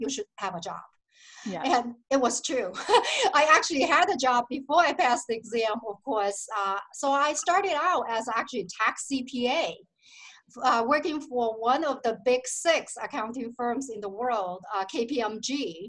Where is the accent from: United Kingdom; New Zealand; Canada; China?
China; Shenzhen, southern China; moved away as an adult; now in United States; I was born and raised in China, in southern part of China